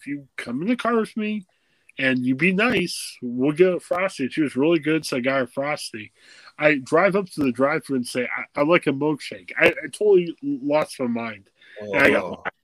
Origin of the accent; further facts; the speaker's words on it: Ohio, United States; we're all from Ohio